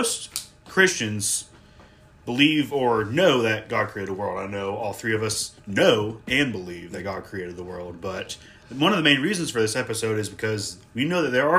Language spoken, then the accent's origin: English; Asheville, North Carolina, United States; I'm from Asheville, North Carolina.